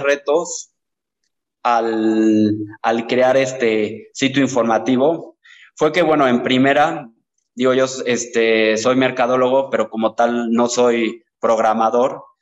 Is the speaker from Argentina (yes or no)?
no; Teziutlán, Puebla, Mexico; soy originario de Teciutlán, que es una ciudad ubicada al noroeste del estado de Puebla